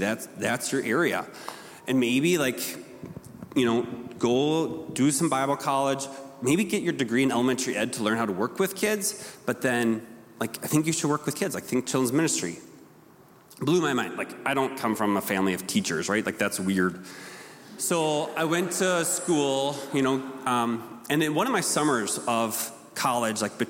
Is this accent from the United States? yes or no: yes; Rochester, Minnesota, United States; I grew up here in Rochester.